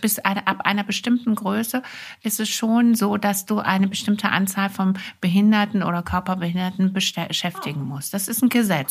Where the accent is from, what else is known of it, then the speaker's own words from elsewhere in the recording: Wuppertal, North Rhine-Westphalia, Germany; also born or lived in France; now in Hamburg, Germany; ich bin im Wuppertal geboren